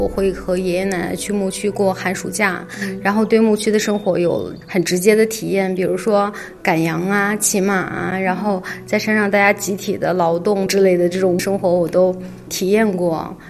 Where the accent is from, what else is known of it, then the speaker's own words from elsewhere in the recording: Urumqi, Xinjiang, China; moved away as an adult; now in Beijing, China; 我出生和成长在新疆乌鲁木齐。后来我去内地读大学